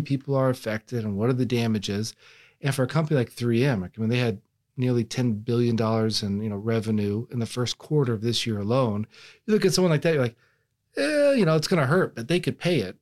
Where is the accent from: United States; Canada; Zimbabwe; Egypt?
United States; Texas; I'm from Texas